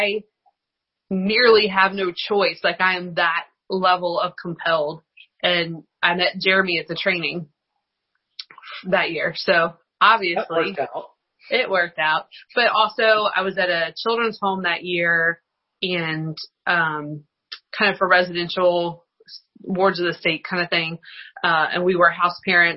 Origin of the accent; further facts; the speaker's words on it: outside of Lynchburg, Virginia, United States; I grew up outside of Lynchburg.